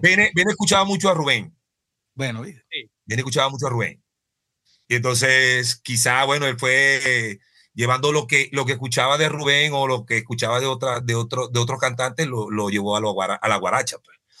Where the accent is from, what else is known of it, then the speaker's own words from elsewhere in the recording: Venezuela; moved away as an adult; now in Colombia; yo soy venezolano.